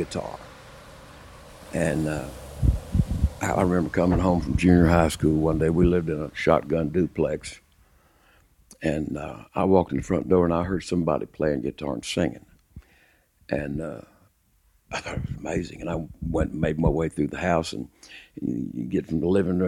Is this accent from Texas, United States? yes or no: yes; Lubbock, Texas, United States; also born or lived in Fort Worth, Texas; I grew up in Lubbock, Texas. I was born in Lubbock, Texas, 1940